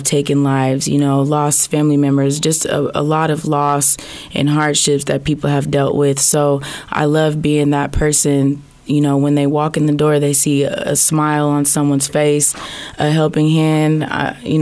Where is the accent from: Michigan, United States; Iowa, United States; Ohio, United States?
Iowa, United States; Des Moines; I was born and raised here in the Des Moines area. I've lived in Iowa all my life